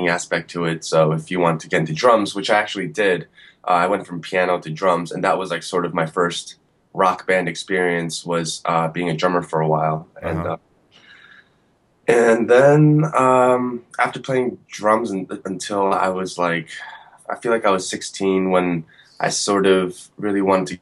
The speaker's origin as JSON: {"language": "English", "town": "Woodbridge", "region": "New Jersey", "country": "United States", "tie": "born or raised there", "said": "I actually grew up in Central Jersey, like Woodbridge area, Middlesex County, like suburban Jersey"}